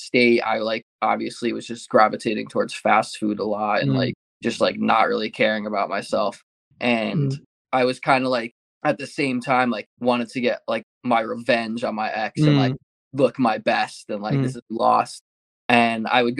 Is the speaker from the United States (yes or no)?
yes; Rocky Hill, Connecticut, United States; I grew up in Rock Hill, Connecticut, and that's where I reside right now.